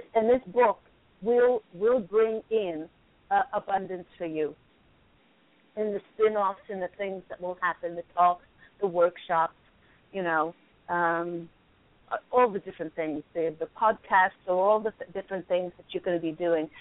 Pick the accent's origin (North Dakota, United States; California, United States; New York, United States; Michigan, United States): New York, United States; I was born in New York